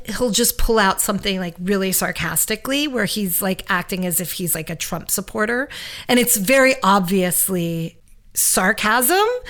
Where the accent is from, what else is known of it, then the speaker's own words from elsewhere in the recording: New York City, New York, United States; moved away as an adult; now in Los Angeles, United States; I'm a New Yorker through and through. I left New York in the middle of COVID